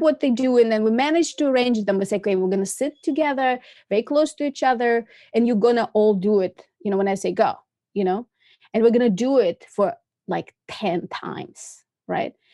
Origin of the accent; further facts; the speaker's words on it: Moscow, Russia; moved away as an adult; also born or lived in Massachusetts, United States; I was born in Moscow and I came to America in nineteen ninety-six